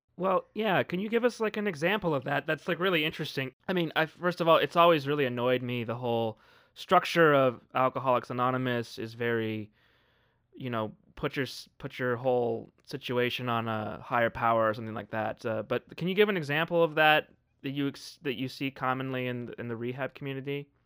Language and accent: English; Arizona, United States; now in San Bernardino County, United States; growing up in Arizona, and I now live in San Bernardino County, uh, California